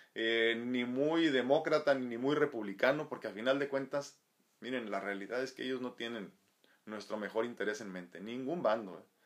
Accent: Mexico

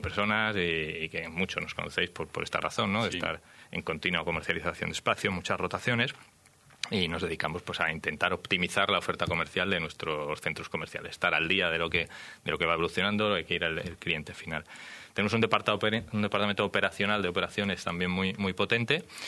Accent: Badajoz, Extremadura, Spain; Yo soy extremeño, de Badajoz

